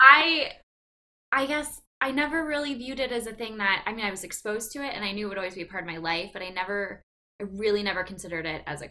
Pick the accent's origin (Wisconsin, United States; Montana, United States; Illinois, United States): Wisconsin, United States; Green Bay; I'm from Green Bay, born and raised.